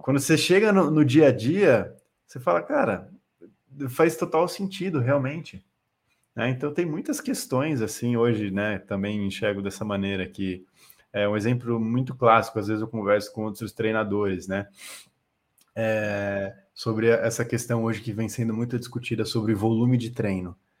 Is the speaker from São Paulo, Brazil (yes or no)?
yes; Itu, São Paulo, Brazil; moved away as an adult; now in São Paulo, Brazil; eu sou de Itu, interior de São Paulo